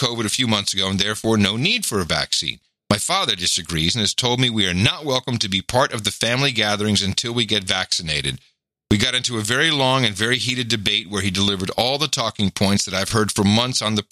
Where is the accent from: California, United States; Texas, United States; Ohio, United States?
Texas, United States; I'm from Texas